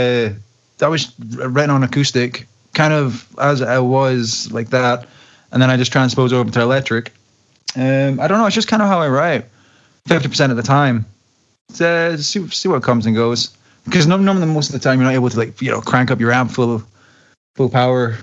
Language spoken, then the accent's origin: English; Glasgow, Scotland, United Kingdom; my hometown, Glasgow